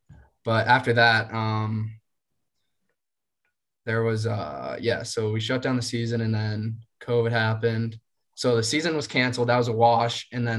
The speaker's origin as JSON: {"language": "English", "town": "Lawton", "region": "Virginia", "country": "United States", "also_born_or_lived": "Hempstead, New York", "moved": "as an adult", "said": "I'm from Lawton, Virginia. So from Lawton, Virginia up into Hempstead, New York on Long Island."}